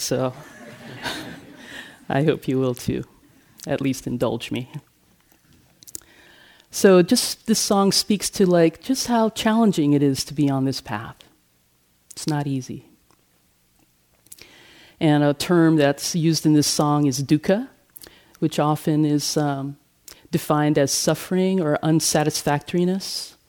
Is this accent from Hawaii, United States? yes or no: yes; Hawaii, United States; also born or lived in Manila, Philippines; So I was born on July 23rd, 1964 in Manila in the Philippines. I only lived there for 10 months because my father was enlisted in the U.S. Navy and he was stationed in Hawaii soon thereafter.